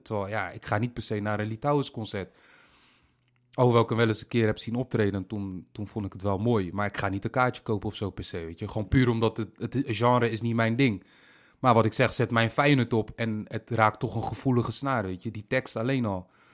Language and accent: Dutch; Rotterdam, South Holland, Netherlands; accent: Rotterdam; Rotterdam, de plek waar ik ben geboren en getogen